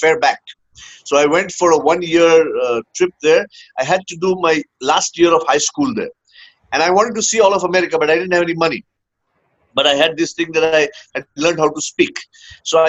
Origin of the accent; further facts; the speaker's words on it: Hyderabad, Telangana, India; moved away; also born or lived in Bangalore, India / United States; I was born in Bangalore, grew up, spent about 10 years in Hyderabad, then came back to Bangalore, did my college in Bangalore